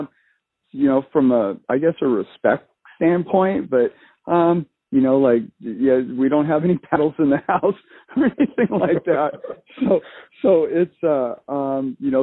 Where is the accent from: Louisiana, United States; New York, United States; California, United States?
California, United States; Southern; I grew up in Southern California